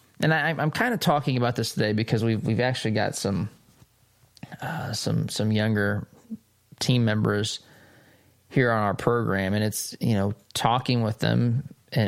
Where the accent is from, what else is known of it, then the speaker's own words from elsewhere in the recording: United States; I am an American